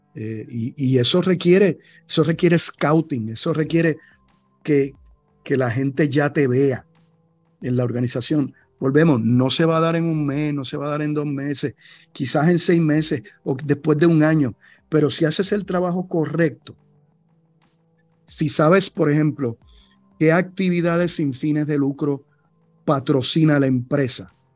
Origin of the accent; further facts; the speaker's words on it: Cataño, Puerto Rico; mi pueblo, allá en Cataño